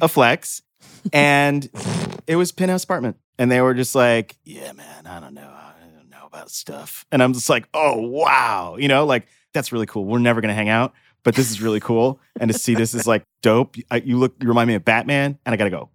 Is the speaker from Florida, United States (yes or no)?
no; Brooklyn, New York, United States; I'm from Brooklyn